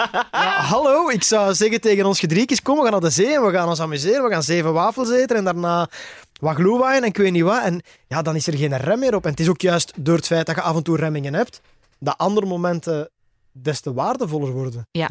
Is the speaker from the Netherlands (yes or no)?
no; Belgium; bij ons in Torp